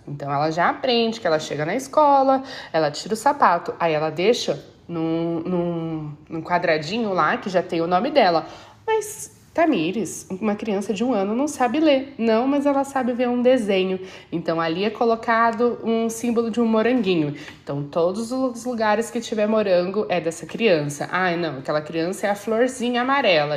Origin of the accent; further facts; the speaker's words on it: Brazil; moved away; Nós, ali como brasileiros